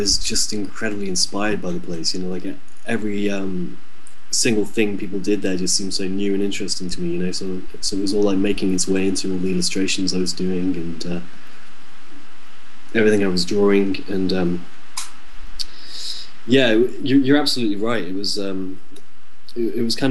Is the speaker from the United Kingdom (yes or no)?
yes; West Midlands, United Kingdom; moved away as an adult; also born or lived in South Korea; we're from the Midlands, we're from the West Midlands, you know, we're not really near any major cities or anything like that. We're just small town people